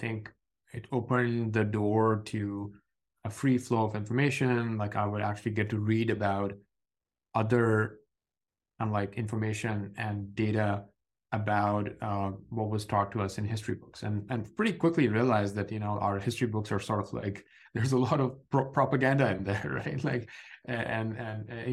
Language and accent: English; Pakistan; growing up in Pakistan in the late 90s